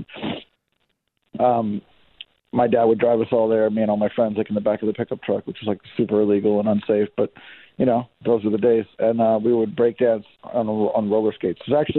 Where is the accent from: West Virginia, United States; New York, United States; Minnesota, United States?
New York, United States; Poughkeepsie; Upstate. Yeah. I was born in Poughkeepsie and I grew up in the Hudson Valley there. It's about an hour and a half north of the city.